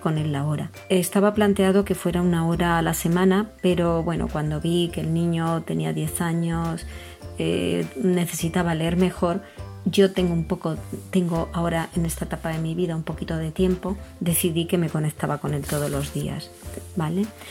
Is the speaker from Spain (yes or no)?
yes; Spain; soy española y vivo en España